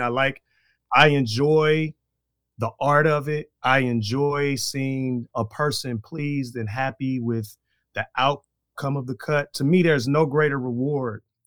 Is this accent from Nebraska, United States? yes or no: no; Chicago, Illinois, United States; moved away as an adult; now in Green Bay, United States; I am from Chicago, Illinois, to Wisconsin, way back in two thousand and one